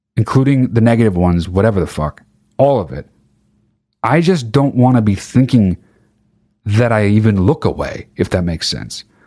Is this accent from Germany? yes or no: no; United Kingdom; I'm fucking British.